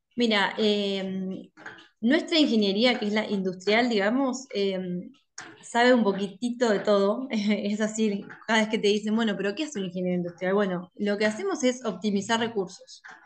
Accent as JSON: {"language": "Spanish", "town": "La Plata", "region": "Buenos Aires Province", "country": "Argentina", "tie": "born or raised there", "said": "soy de La Plata. Siempre viví acá"}